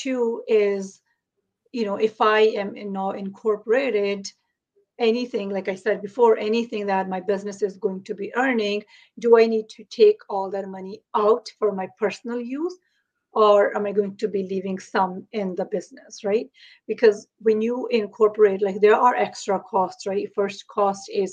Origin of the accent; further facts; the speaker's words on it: India; now in Toronto, Canada; I am from Toronto, Ontario in Canada, but originally I'm from India